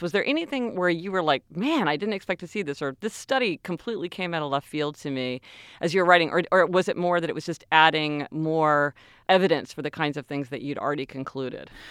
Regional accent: Kansas City, Missouri, United States; moved away; we're from Kansas City, and, you know, there, we both grew up there our whole lives

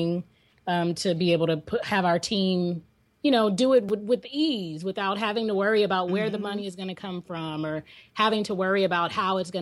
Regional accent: Bay Area, California, United States; We're originally from the Bay Area

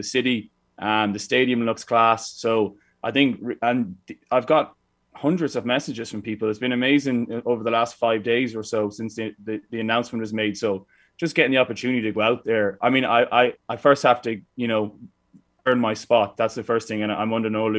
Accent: Ireland; moved away; being Irish

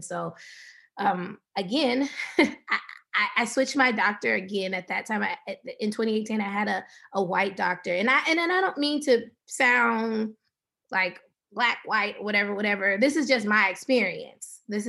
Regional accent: the South, United States; We're from the South, so, we put a little cornbread in the milk a little bit.

